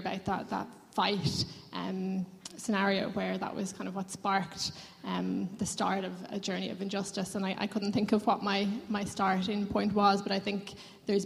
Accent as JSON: {"language": "English", "town": "Lucan", "region": "County Dublin", "country": "Ireland", "lives_now": "Dublin, Ireland", "said": "I'm from Lucan, but I've lived in Dublin 8 for the last 8 years"}